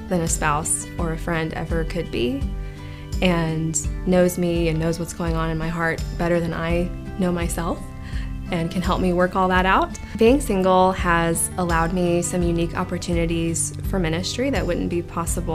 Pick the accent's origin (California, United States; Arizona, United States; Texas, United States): Texas, United States; Dallas; moved away as an adult; now in Austin, United States; I am from the Dallas area, and I moved to Austin in 2006 to go to UT